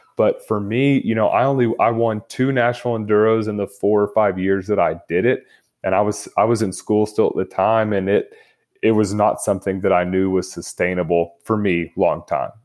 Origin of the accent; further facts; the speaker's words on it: Lubbock, Texas, United States; I grew up in Lubbock, Texas